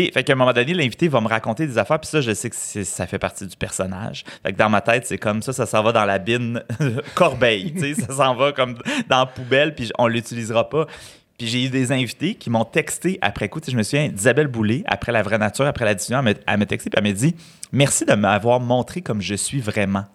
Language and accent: French; Saint-Alphonse-de-Granby, Quebec, Canada; moved away; Je suis né à Saint-Alphonse de Grimby, petit village euh, des cantons de l'Est